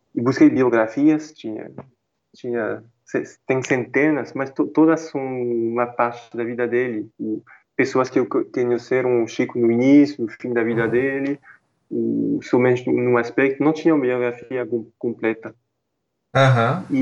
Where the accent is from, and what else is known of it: France; Portuguese is a second language; moved away as an adult; now in Brazil